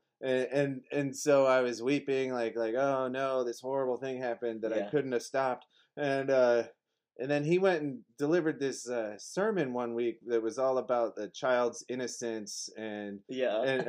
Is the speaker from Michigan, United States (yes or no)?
no; Park Ridge, Illinois, United States; I was from Park Ridge